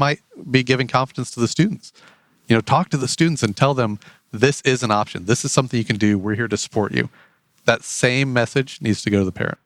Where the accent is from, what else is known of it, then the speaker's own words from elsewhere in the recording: Otterbein, Indiana, United States; now in Fort Wayne, United States; I grew up in the big city of Otterben, Indiana